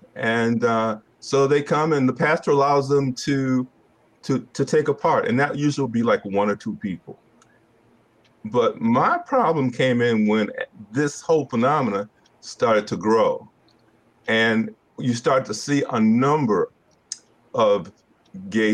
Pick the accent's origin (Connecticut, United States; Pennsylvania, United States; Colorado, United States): Connecticut, United States; Hartford; moved away as an adult; now in Roanoke, United States; I'm originally from Hartford, Connecticut